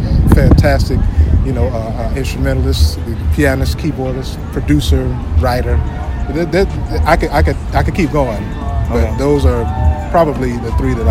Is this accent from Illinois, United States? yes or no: yes; Chicago, Illinois, United States; moved away as an adult; now in Atlanta, United States; Chicago, Illinois.